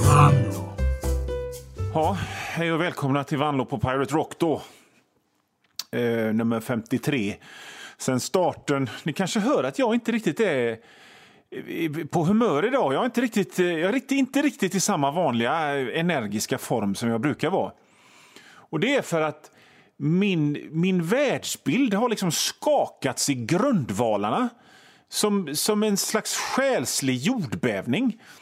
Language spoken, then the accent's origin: Swedish; Hönö, Västra Götaland, Sweden